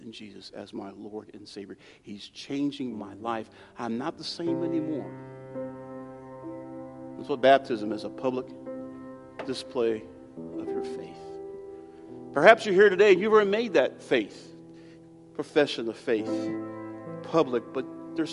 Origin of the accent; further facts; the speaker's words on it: United States; I'm American